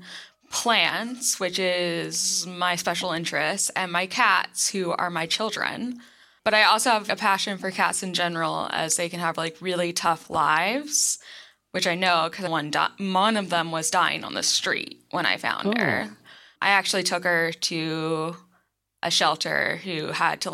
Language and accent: English; Winston-Salem, North Carolina, United States; now in Research Triangle area, North Carolina, United States; So I'm from North Carolina. I'm from, well, I would say more it's the suburbs of a city called Winston-Salem, but it's so far out in the country that you got fields and tobacco